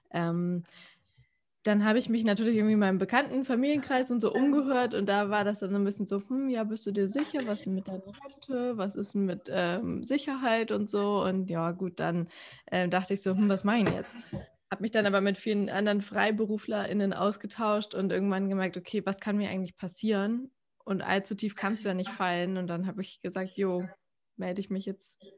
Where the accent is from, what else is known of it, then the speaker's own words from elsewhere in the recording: Hamburg, Germany; ich bin Hamburgerin und ich bin freiberufliche Moderatorin, Redakteurin und Podcasterin.